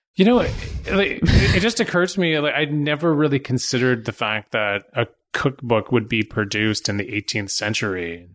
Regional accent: Burnaby, British Columbia, Canada; now in Pender Island, Canada; I grew up in Vancouver too. I grew up in Burnaby

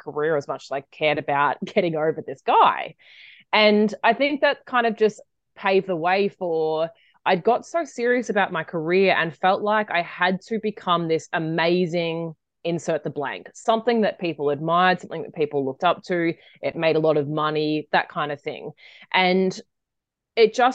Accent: Australia; when I grew up in Australia, and when I finished school, I took a gap year

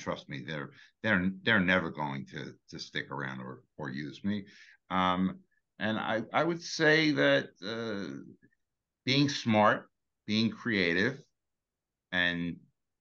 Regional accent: New York City, New York, United States; I grew up in Brooklyn.

